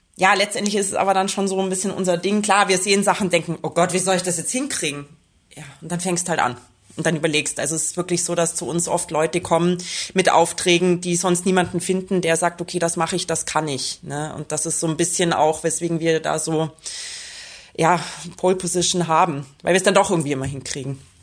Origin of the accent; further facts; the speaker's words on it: Bavaria, Germany; now in Vienna, Austria; Ich bin ja eigentlich auch aus Bayern. Also für mich ist es immer wieder so ein bisschen Heimreise.